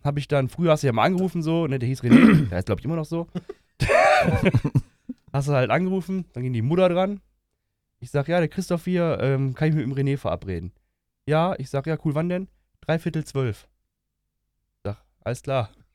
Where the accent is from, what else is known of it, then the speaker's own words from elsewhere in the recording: Ruhr area, North Rhine-Westphalia, Germany; Ich bin ja aus dem Ruhrgebiet und so spreche ich auch, weil er für mich normal ist.